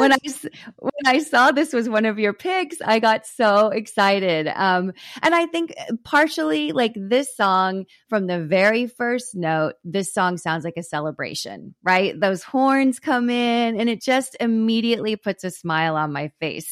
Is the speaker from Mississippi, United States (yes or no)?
no; Texas, United States; growing up in Texas